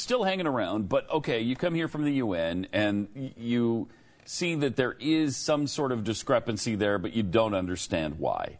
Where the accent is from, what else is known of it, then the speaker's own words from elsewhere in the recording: United States; we, as American men